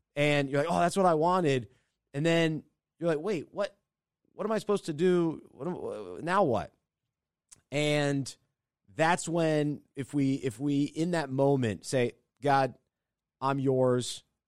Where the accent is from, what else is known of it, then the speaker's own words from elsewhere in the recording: Charlotte, North Carolina, United States; my hometown of Charlotte